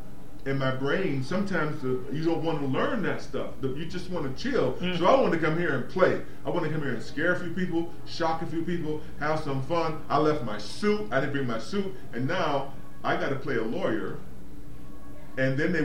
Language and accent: English; the South, United States; Where I come from, see, I'm from the South. Okay? I was born in the South